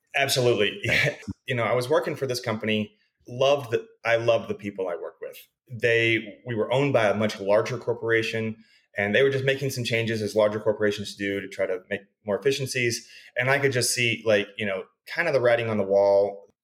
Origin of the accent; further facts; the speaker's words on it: Abilene, Texas, United States; also born or lived in Riverside, California / Dallas Fort Worth area; now in El Paso, United States; I grew up in Abilene, Texas, so about 150 miles west of TCU down the interstate